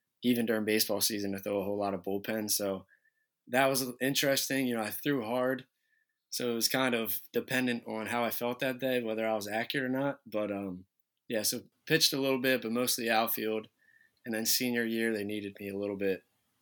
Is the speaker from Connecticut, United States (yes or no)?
no; Smyrna, Delaware, United States; Growing up in Smyrna, being able to play for Smyrna, it's a small town